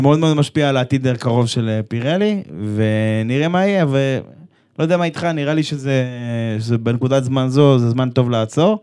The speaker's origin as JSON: {"language": "Hebrew", "country": "Israel"}